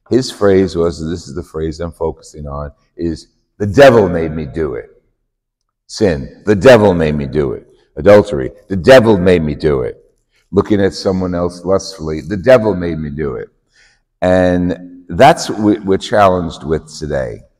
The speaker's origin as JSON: {"language": "English", "region": "New Jersey", "country": "United States", "said": "Jersey, and you know, like like you couldn't tell from my accent."}